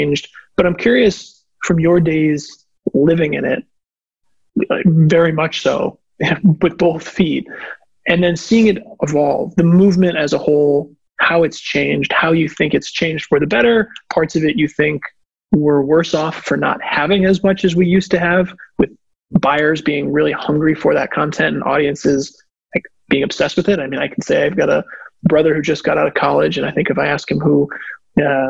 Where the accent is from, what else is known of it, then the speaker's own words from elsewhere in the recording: Connecticut, United States; I grew up in Connecticut